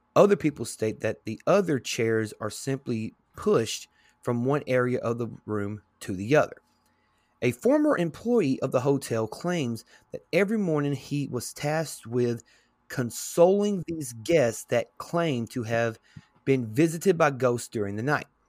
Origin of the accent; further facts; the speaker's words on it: Tennessee, United States; my home state, state of Tennessee